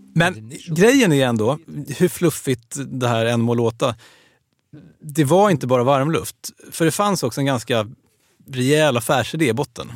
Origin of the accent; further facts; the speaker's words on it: Sweden; vi svenskar